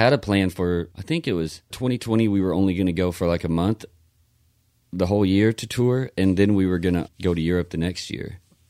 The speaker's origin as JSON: {"language": "English", "town": "Lindsay", "region": "Oklahoma", "country": "United States", "tie": "born or raised there", "said": "I grew up in Lindsay, you know, and that town is almost exactly the same population as Mayberry."}